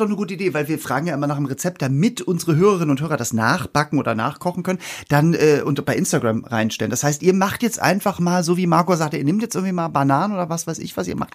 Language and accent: German; Hamburg, Germany; bei uns in Hamburg gab es halt Senfeier